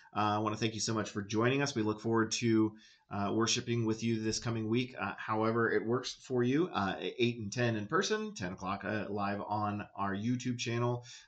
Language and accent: English; United States; I'm American